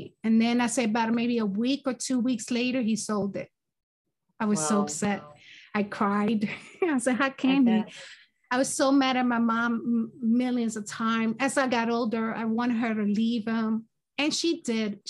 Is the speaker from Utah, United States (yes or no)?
no; Philadelphia, Pennsylvania, United States; also born or lived in Brooklyn, New York; I was born in Brooklyn, New York. And my family decided to move to Philadelphia. I think I was around four or five years old. I can't remember exactly. So I was raised in Philadelphia